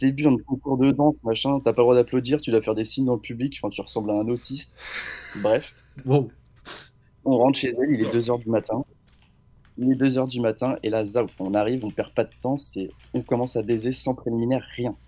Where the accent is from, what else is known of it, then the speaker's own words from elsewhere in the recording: Angers, Pays de la Loire, France; je viens d'Angers